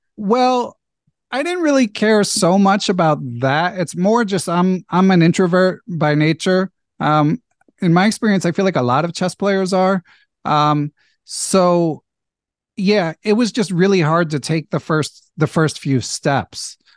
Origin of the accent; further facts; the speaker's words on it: Philadelphia, Pennsylvania, United States; moved away as an adult; also born or lived in California; I grew up in in Philadelphia, went to college in California, other side of the country